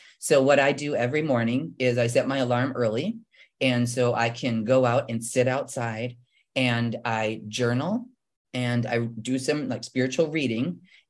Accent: Midwestern United States, United States; So I didn't even know how to swim. I'm from the Midwest.

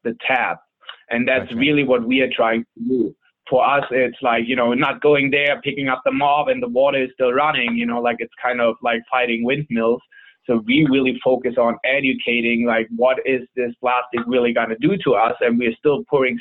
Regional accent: Germany; moved away as an adult; now in San Diego, United States; I'm originally from Germany. I've been in San Diego, California now for almost 9 years.

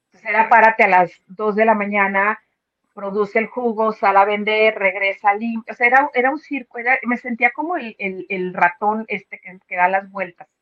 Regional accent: León, Guanajuato, Mexico; moved away as an adult; now in United States; soy de León, Guanajuato, ahí se hace zapato

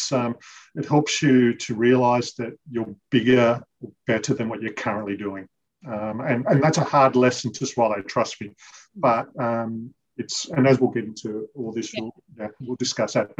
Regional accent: Western Sydney, Forster-Tuncurry, New South Wales, Australia; now in Terrigal, Australia; I was born in Western Sydney, lived there for quite a few years of my childhood and moved up to the New South Wales mid-north coast, a place called Foster Tuncurry

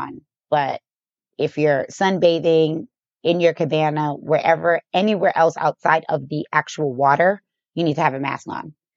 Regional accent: Boston, Massachusetts, United States; also born or lived in Chicago; now in Las Vegas, United States; Boston is where I'm from, but I moved to Vegas from Chicago.

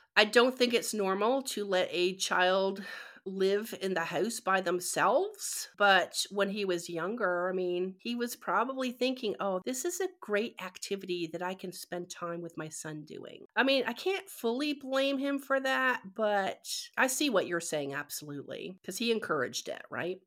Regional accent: Canada; moved away; growing up in Canada

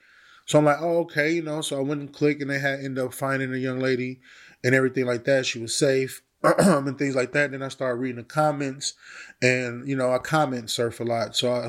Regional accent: Milwaukee, Wisconsin, United States; I kind of got reminiscent of a case that happened to an area that I'm from Milwaukee, Wisconsin.

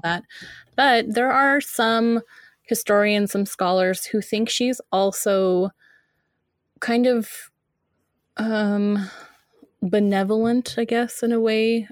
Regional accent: United States; I'm, I'm an American

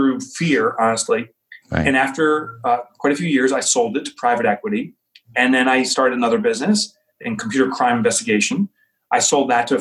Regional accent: Boonton, New Jersey, United States; from New Jersey. I grew up in Booton. I'm back in Booton

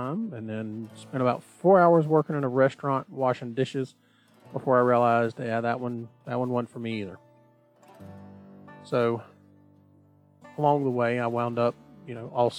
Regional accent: Southeast Georgia, United States; I was born here in Southeast Georgia, and that's where I've spent the majority of my life

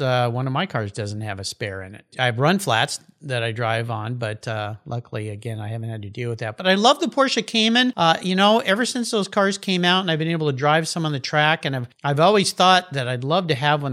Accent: Southern California, United States; moved away as an adult; I grew up in Southern California, where I spent all my youth on the beach surfing in the ocean

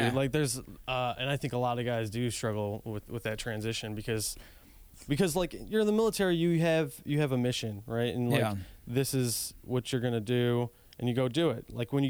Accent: Buffalo, New York, United States; moved away; from Buffalo, New York originally.

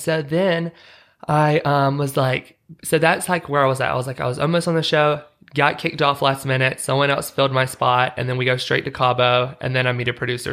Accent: Utah, United States; I'm like, Utah

